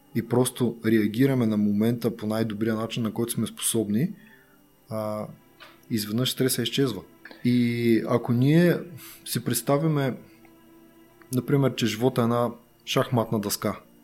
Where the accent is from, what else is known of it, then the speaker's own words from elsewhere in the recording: Bulgaria; Ние сме българи.